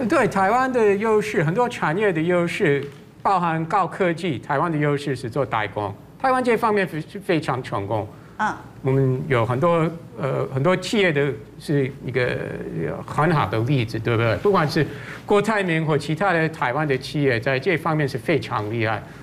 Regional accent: United States; now in Taiwan; 我身为美国人

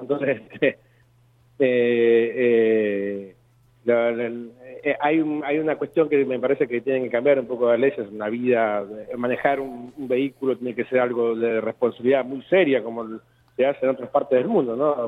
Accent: Argentina; somos argentinas acá

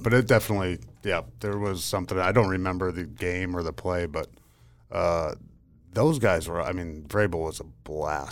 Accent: Pennsylvania, United States; I grew up in Pennsylvania

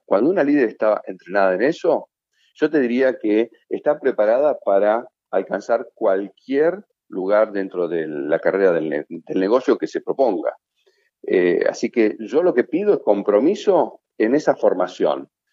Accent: Argentina; nosotros como argentinos, eh, por ser tan extrovertidos

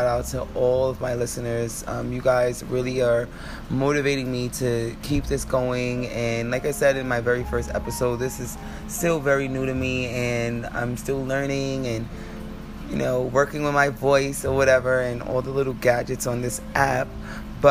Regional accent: United States; I'm American, so I can only speak from my reality, but especially for us here in America

